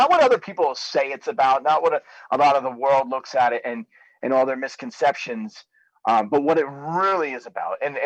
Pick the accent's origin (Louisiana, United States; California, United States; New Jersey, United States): New Jersey, United States; Trenton; So I was raised, I was born in Trenton, New Jersey